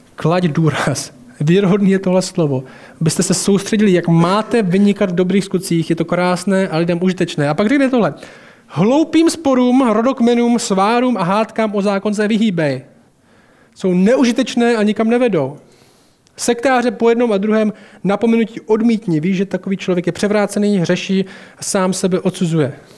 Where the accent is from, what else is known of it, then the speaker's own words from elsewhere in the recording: Temenice, Czechia; vyrostl jsem v Temenici a tam nejsou boháči